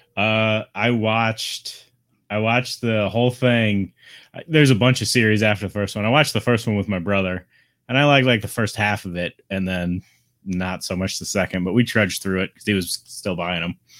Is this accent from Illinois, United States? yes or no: yes; South Chicago Heights, Illinois, United States; I was born in South Chicago Heights, which is right outside of Chicago, like thirty minutes